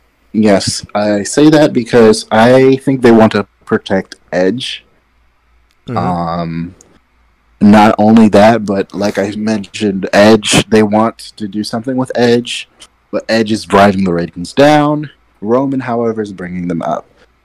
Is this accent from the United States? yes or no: no; Nigeria; I went back, I did, I'm Nigerian, I felt that.